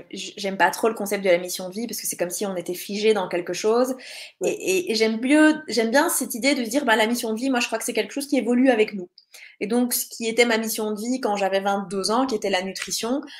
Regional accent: Belgium; je suis belge

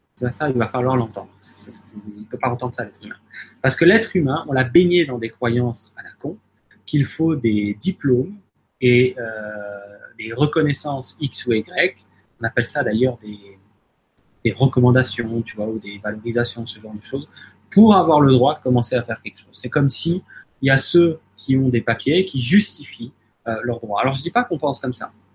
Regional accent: France; chez nous en France

